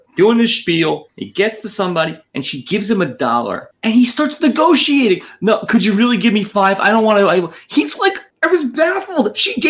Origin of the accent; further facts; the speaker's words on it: New York City, New York, United States; I'm from born and raised in Manhattan. I'm urban.